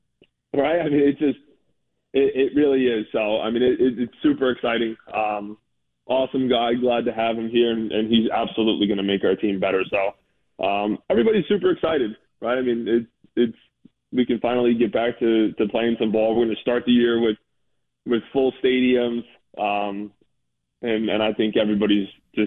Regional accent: Bethel, Connecticut, United States; also born or lived in Danbury; Yeah, I was born in Danbury, grew up in Bethel, yep.

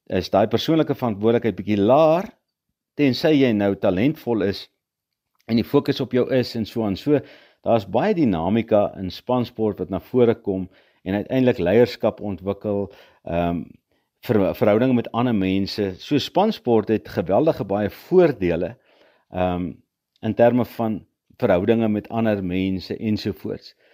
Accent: Potchefstroom, North West, South Africa; Ek het grootgeword op Potchefstroom

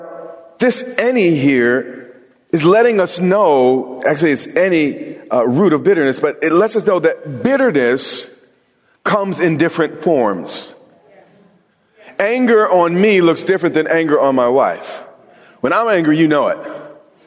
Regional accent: New York, United States; I'm from New York

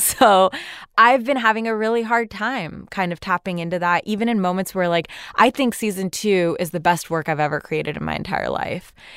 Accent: Pakistan; now in United States; as a Muslim woman born and raised in Pakistan

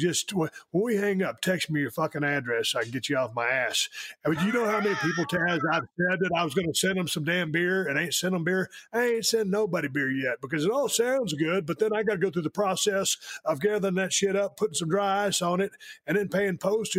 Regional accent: Georgia, United States; I am from Georgia.

